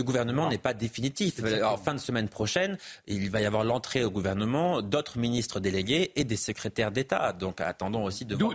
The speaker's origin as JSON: {"language": "French", "region": "Auvergne-Rhône-Alpes", "country": "France", "tie": "born or raised there", "moved": "as an adult", "lives_now": "Paris, France", "said": "Je vis à Paris depuis dix ans, mais j'ai grandi en Auvergne, j'y ai passé plus de 20 ans."}